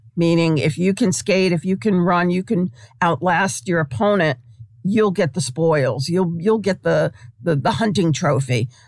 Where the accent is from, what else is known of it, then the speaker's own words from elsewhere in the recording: New York City, New York, United States; moved away; I, I grew up in Brooklyn in this tiny little far remote corner of Brooklyn.